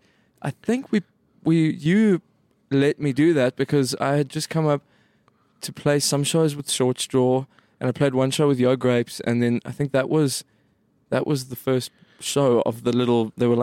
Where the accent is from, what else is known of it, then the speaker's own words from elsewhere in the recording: Cape Town, Western Cape, South Africa; moved away; I was from Cape Town.